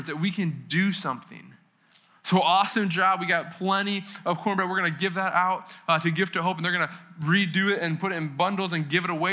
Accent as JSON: {"language": "English", "region": "New England", "country": "United States", "said": "I'm from New England"}